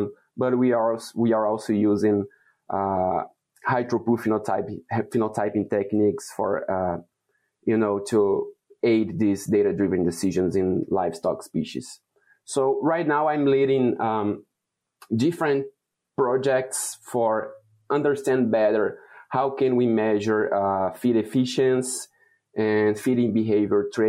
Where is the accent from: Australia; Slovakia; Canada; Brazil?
Brazil; moved away as an adult; now in Wisconsin, United States; I was born and raised in Brazil